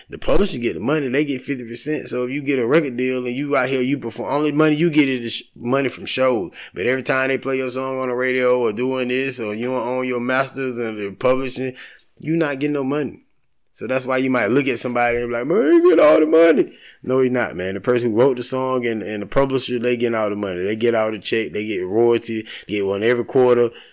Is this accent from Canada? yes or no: no; Valdosta, Georgia, United States; moved away; I'm from Valdosta, graduated. My family still stay down there